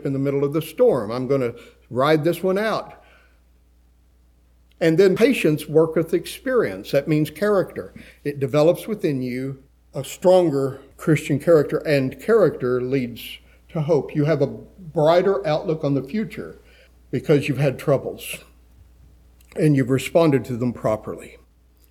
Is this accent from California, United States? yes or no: no; West Texas, United States; I grew up in West Texas